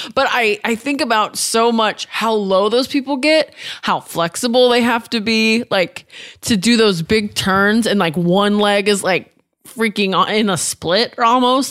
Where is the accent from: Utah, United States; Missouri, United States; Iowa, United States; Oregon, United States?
Oregon, United States; also born or lived in Washington; I grew up in Washington and Oregon.